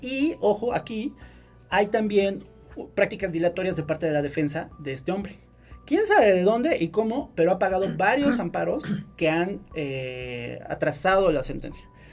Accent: Puebla, Mexico

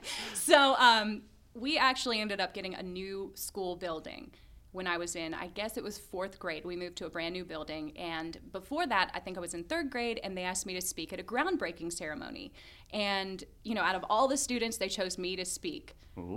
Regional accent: Lexington, Kentucky, United States; Well, I mean, I was born in Lexington at a hospital.

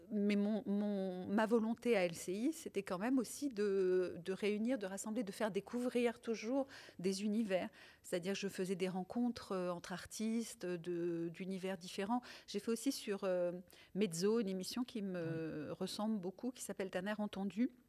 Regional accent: France; first language Italian; also born or lived in Tunisia; je suis née en Tunisie. Je suis arrivée en France, j'avais trois ans, et mes parents sont italiens tous les deux. Et la langue maternelle qu'on pratiquait euh, à la maison, donc la langue qu'on parlait à la maison, c'était l'italien

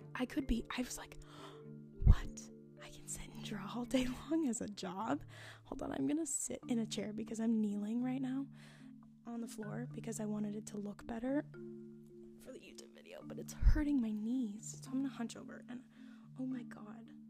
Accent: Washington, United States; I was born and raised in Washington State, not Washington, D.C.

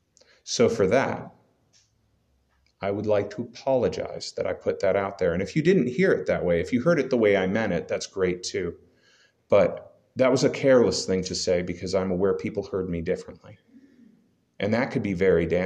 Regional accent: United States; We just happen to be Americans

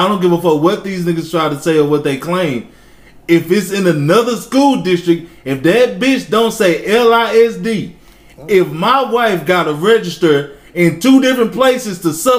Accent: Lakeport, Texas, United States; also born or lived in Longview, Texas; So I grew up in Lakeport, right? I went to Longview.

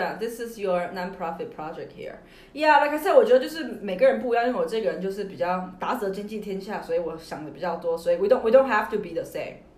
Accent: China; 我们中国人

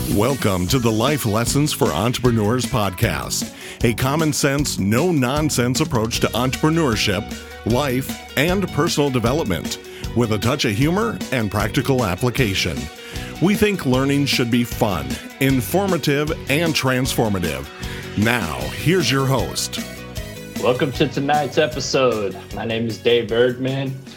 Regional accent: New York, United States; moved away as an adult; I'm, I'm from New York

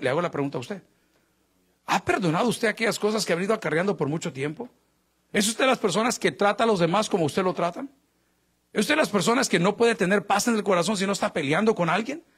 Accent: El Salvador; now in United States; yo que soy latino y salvadoreño

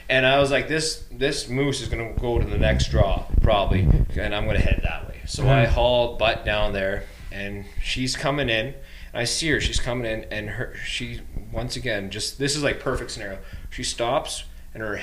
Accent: Bow Valley, Alberta, Canada; growing up in the Bow Valley

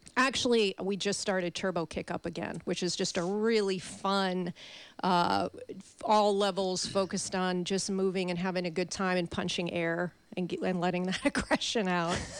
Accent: Chicago, Illinois, United States; moved away; also born or lived in St. Louis; I'm originally from Chicago

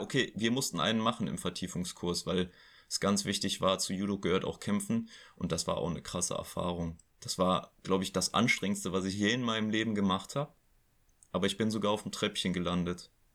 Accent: Oberbergisches Land, North Rhine-Westphalia, Germany; hier im Oberbergischen, in meiner Heimat

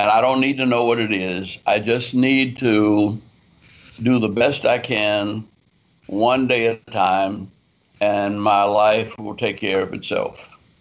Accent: New Orleans, Louisiana, United States; moved away; also born or lived in Atlanta; I was raised in New Orleans, Louisiana.

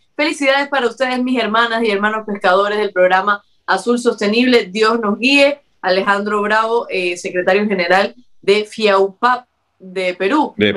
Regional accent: Cuba; now in Ecuador; lo que yo he visto como, también cubana

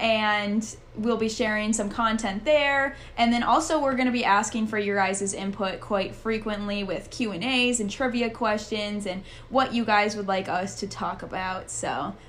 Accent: Minnesota, United States; moved away; I'm actually from Minnesota originally, so that is where I was raised

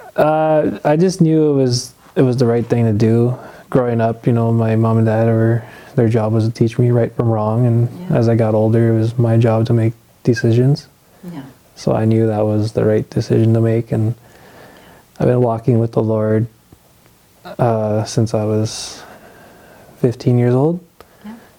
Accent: Sudbury, Ontario, Canada; also born or lived in Moose Factory, Ontario; I was born and raised in Moose Factory, Ontario. I I was I lived there until I was nine years old, and when I was nine, I, in 2001, I moved here to Sudbury, Ontario

